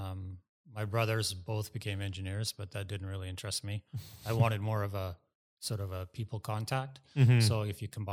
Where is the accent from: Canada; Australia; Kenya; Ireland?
Canada; Tsawwassen, British Columbia; also born or lived in Langley, British Columbia; I'm a local boy. I grew up in Tawasin. That's my hometown.